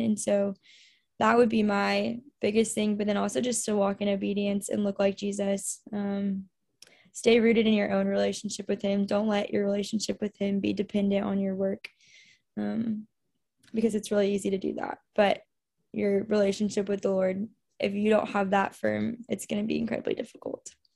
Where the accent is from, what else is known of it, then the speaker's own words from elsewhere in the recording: The Woodlands, Texas, United States; moved away as an adult; also born or lived in Louisiana; I am originally from the Woodlands, Texas. So, I'm from Houston area